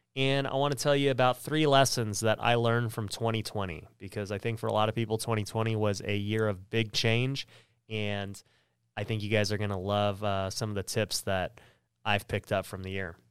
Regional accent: Las Vegas, Nevada, United States; I grew up here in Las Vegas, which is where we filmed the podcast.

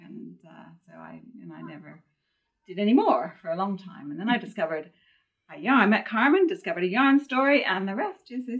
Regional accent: Canada; moved away; I'm from Canada

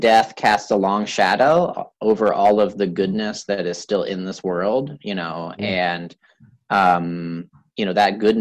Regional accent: a small town in Wisconsin, United States; also born or lived in Columbus; when I was in third grade, my dad got a job transfer to a small town in Wisconsin

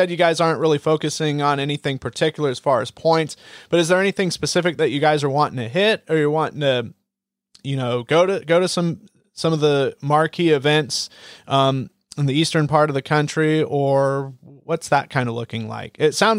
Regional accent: Oregon, United States; I'm from Oregon

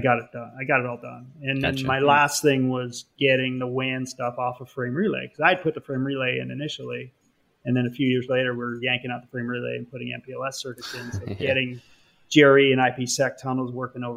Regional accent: Canada; moved away as an adult; now in United States; I am Canadian, so I was technically an alien

